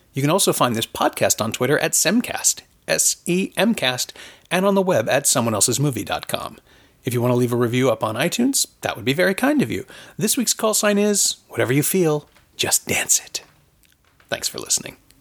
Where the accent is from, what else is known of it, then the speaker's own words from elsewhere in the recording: Toronto, Ontario, Canada; I'm from Toronto